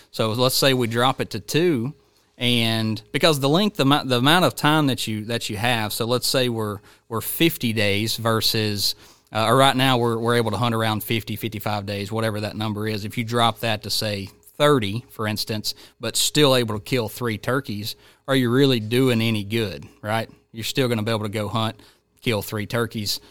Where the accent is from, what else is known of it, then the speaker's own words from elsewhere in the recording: Georgia, United States; my home state of Georgia